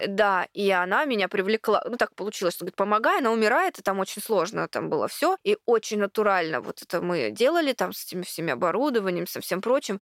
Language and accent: Russian; Khabarovsk, Khabarovsk Krai, Russia; now in Moscow, Russia; когда я еще не переехала в Москву, я с Дальнего Востока, с Хабаровска